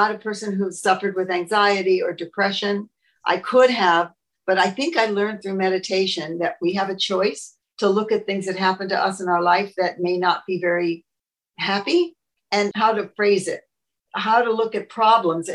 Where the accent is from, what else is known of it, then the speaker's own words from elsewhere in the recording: Los Angeles, California, United States; I was born in 1938 in Hollywood, California